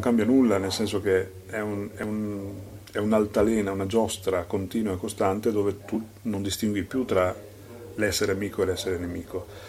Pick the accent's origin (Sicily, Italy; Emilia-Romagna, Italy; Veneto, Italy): Veneto, Italy; Salgareda; io sono nato a Sacareda